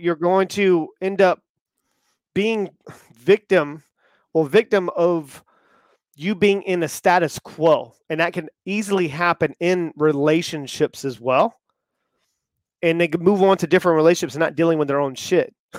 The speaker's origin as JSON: {"language": "English", "region": "the South", "country": "United States", "tie": "born or raised there", "said": "I grew up in the South"}